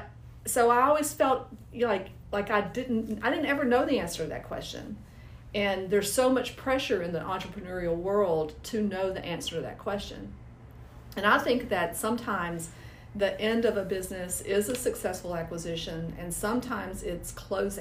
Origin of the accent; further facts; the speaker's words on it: Nashville, Tennessee, United States; I'm from Nashville, almost originally. We moved here when I was 5 years old, so I consider myself a native